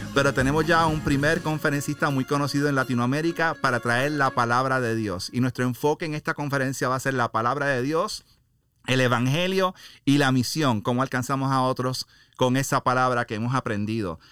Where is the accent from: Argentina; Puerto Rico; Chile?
Puerto Rico; moved away as an adult; now in Laredo, United States; yo soy puertorriqueño, he ah, criado en Puerto Rico más de 18 años y luego vine a Estados Unidos